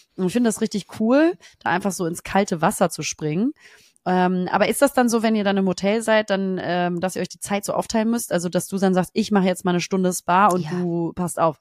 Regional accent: Germany; als Deutsche

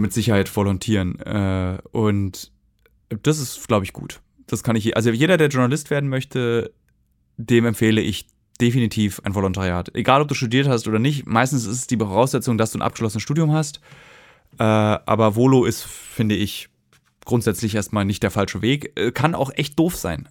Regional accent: Berlin, Germany; also born or lived in Hamburg; musste ja auch nach Hamburg ziehen, was als Berliner ja ein bisschen schwerer ist

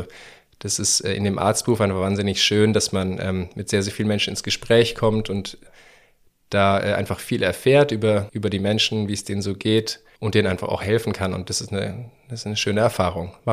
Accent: Munich, Bavaria, Germany; äh, und ich bin äh, 33, äh, bald 34 Jahre alt. Äh, ich komme aus München.

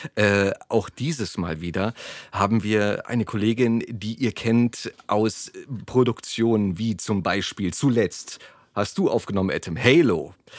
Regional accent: Berlin, Germany; geboren in Berlin, ja. Lichtenberg

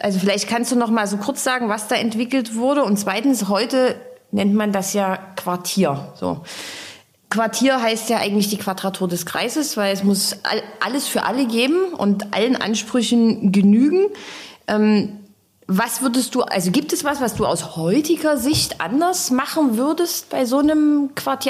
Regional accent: Dresden, Saxony, Germany; als Dresdner

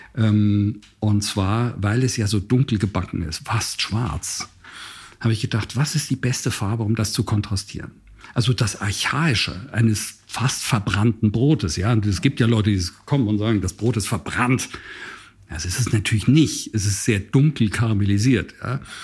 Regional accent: Basel, Basel-Stadt, Switzerland; moved away; bin ja in Basel aufgewachsen

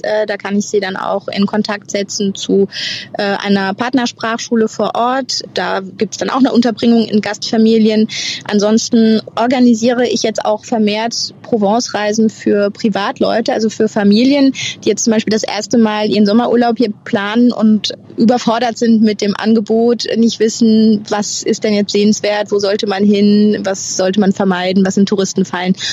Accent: Germany; moved away as an adult; now in France

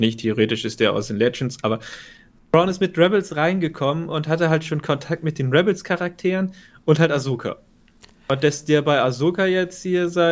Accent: Germany; als Deutscher

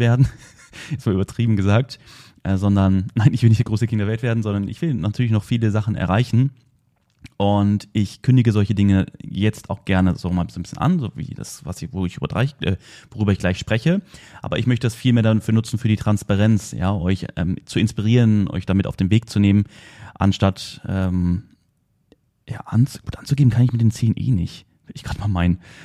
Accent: near Wolfsburg, Lower Saxony, Germany; ich bin in der Nähe von Wolfsburg aufgewachsen

